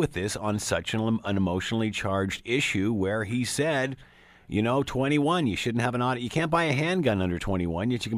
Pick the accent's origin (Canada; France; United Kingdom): Canada; I'm a guy coming from Canada